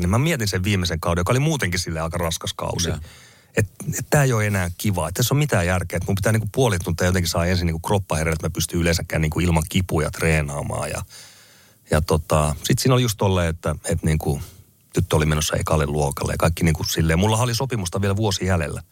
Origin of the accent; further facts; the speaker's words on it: Finland; moved away; also born or lived in England; mä muutettiin takaisin Suomeen